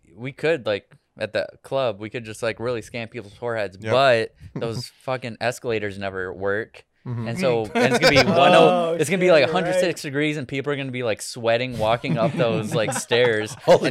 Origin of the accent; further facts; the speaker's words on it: Michigan, United States; moved away; also born or lived in Los Angeles; I'm from Michigan